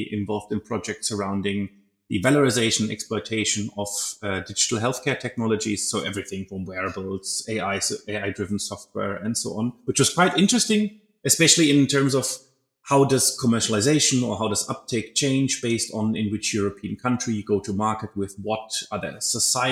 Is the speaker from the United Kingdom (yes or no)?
no; Germany; moved away as an adult; also born or lived in Belgium; I'm from Germany